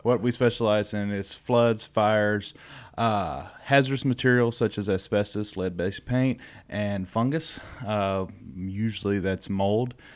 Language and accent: English; Beaumont, Texas, United States; I am from the Southeast Texas area